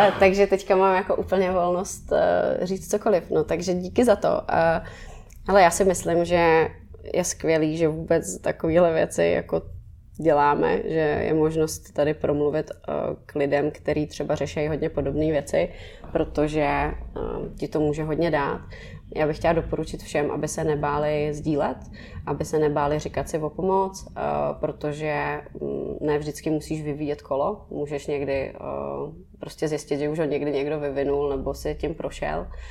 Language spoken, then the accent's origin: Czech; Prague, Czechia; jsem z Letný